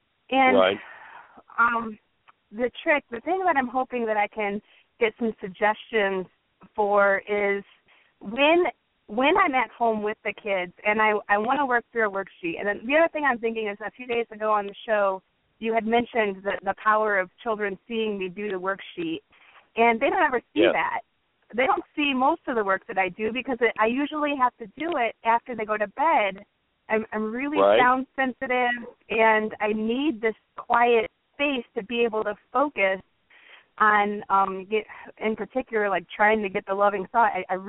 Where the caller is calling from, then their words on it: Woodstock, Illinois, United States; I'm calling from Woodstock.